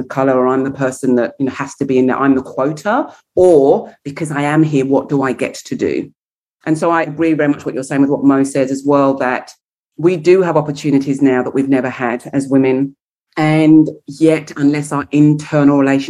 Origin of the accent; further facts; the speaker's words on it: England, United Kingdom; being English